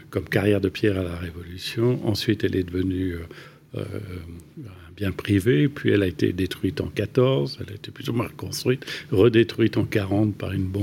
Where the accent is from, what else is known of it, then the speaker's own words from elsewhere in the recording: Paris, Île-de-France, France; non bah, pas en Picardie. À, Paris. À et Paris.